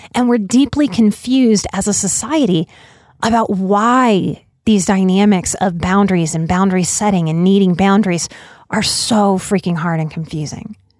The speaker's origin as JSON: {"language": "English", "town": "New Orleans", "region": "Louisiana", "country": "United States", "said": "I'm from New Orleans."}